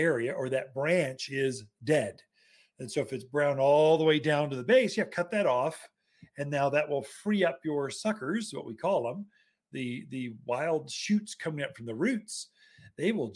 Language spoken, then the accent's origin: English; the South, United States; accent: Southern; now in Prescott, United States; a Southern boy